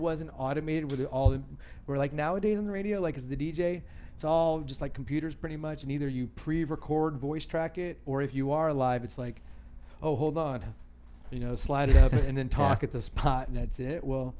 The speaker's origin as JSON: {"language": "English", "town": "Dayton", "region": "Ohio", "country": "United States", "tie": "born or raised there", "also_born_or_lived": "Toledo, Ohio", "said": "Dayton, Ohio, which is my hometown here"}